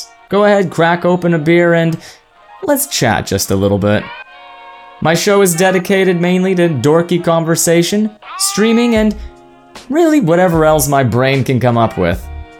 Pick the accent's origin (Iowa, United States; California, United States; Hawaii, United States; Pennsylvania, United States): California, United States; also born or lived in Oregon / Arizona; I was born in Oregon back in 1997, moved to Arizona, lived out my time there, went to elementary school, that fun stuff, went over to California and did middle school, high school